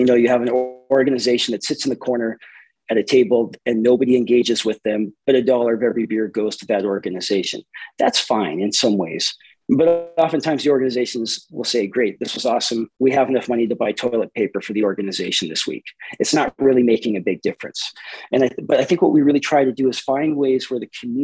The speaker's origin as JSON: {"language": "English", "town": "Helena", "region": "Montana", "country": "United States", "also_born_or_lived": "Brazil", "moved": "as an adult", "lives_now": "Missoula, United States", "said": "I'm from Helena, Montana originally."}